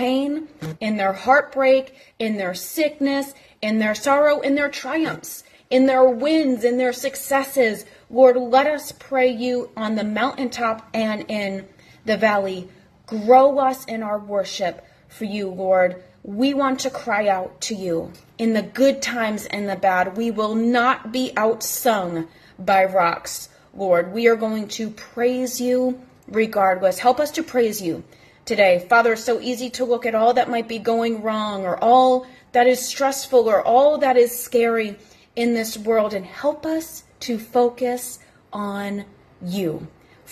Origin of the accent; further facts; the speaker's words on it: Massachusetts, United States; moved away; also born or lived in the South; I'm originally from the North, born and raised in Massachusetts.